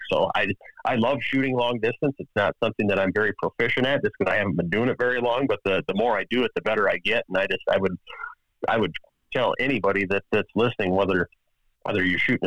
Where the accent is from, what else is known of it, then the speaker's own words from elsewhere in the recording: Wisconsin, United States; I grew up here in Wisconsin.